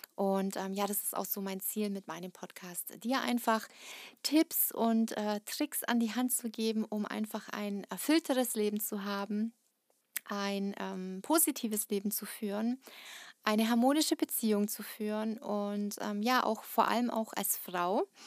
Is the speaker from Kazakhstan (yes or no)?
yes; Kazakhstan; now in Germany; ich bin nicht in Deutschland geboren, ich ähm, bin in Kasachstan geboren